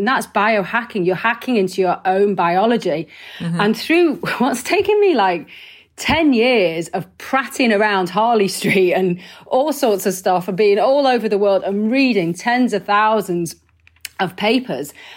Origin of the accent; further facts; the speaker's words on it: Wigan, North West England, United Kingdom; I'm from Wigan. I eat pies. Bloody hell. You know, that's how I was raised